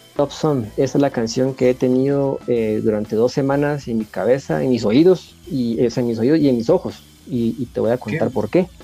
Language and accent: Spanish; Guatemala; en mi país